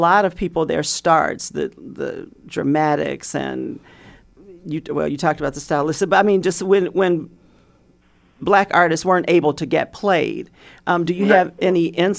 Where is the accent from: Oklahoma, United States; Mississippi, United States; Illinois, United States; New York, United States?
Illinois, United States; Chicago; I am a Chicagoan and grew up listening to Herb Kent all of my childhood.